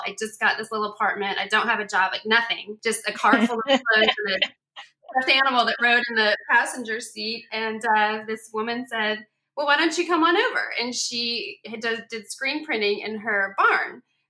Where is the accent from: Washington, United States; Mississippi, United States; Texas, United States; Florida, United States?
Washington, United States; Seattle; moved away as an adult; also born or lived in Rhode Island; I'm originally from Seattle. I was born and raised there. Left when I was 22 with just some clothes in the car to go to Rhode Island.